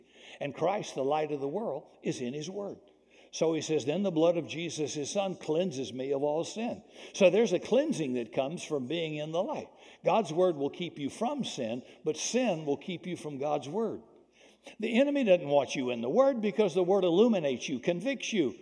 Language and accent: English; the South, United States; When I was raised in the South, racism and bigotry existed culturally there